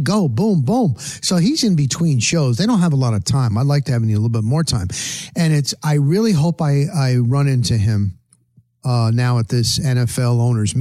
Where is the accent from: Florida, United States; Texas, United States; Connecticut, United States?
Florida, United States; Tampa; I said I was from Tampa.